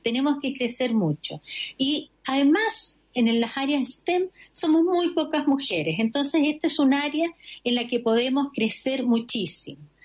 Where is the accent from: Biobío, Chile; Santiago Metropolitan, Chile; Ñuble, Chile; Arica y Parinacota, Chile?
Arica y Parinacota, Chile; Arica; Yo soy ariqueña